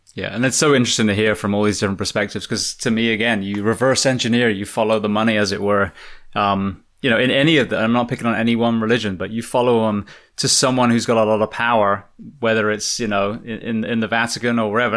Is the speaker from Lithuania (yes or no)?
no; England, United Kingdom; I'm a fireman from England.